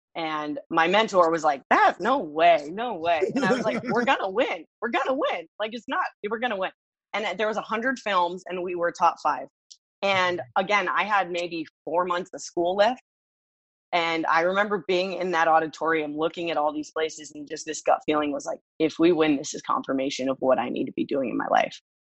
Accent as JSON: {"language": "English", "town": "Los Angeles", "region": "California", "country": "United States", "tie": "born or raised there", "also_born_or_lived": "Santa Monica, California / Reseda, California", "moved": "as an adult", "lives_now": "Miami, United States", "said": "I was born in Santa Monica, California. I was raised in Los Angeles"}